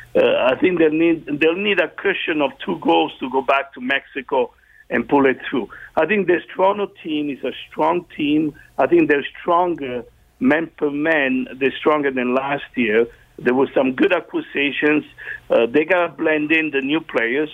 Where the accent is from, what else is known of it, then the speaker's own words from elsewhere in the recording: Italy; now in Canada; growing up in Italy